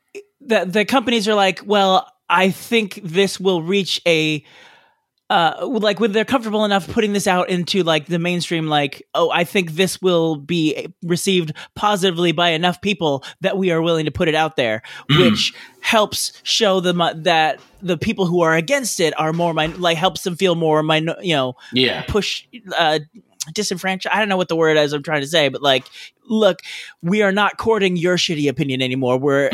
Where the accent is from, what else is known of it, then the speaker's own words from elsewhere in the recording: Australia; now in New Zealand; I'm an expat from Australia living in New Zealand.